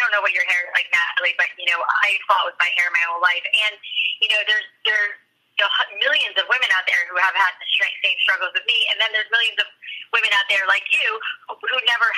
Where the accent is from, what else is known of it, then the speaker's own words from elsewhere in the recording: Boca Raton, Florida, United States; moved away; I grew up in Boca Raton